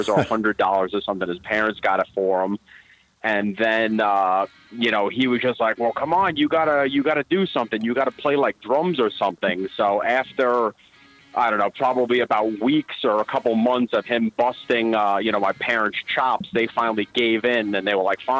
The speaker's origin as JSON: {"language": "English", "town": "Massapequa Park", "region": "New York", "country": "United States", "tie": "born or raised there", "said": "I grew up on the tough streets of Massapequa Park"}